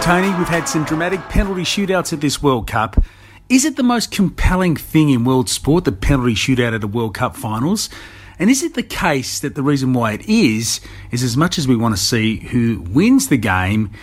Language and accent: English; Australia; we as Australians